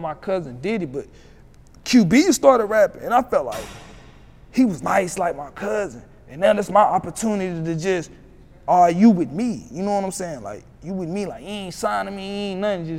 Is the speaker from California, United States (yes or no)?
no; Roxboro, North Carolina, United States; my city's so small, like, I'm from Roxborough. Mm-hmm. Roxborough, North Carolina